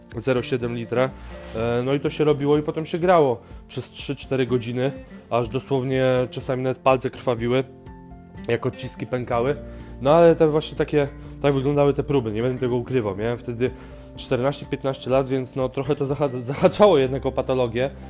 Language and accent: Polish; Żyrardów, Masovian Voivodeship, Poland; otwierają szkołę tańca u mnie w Żyrardowie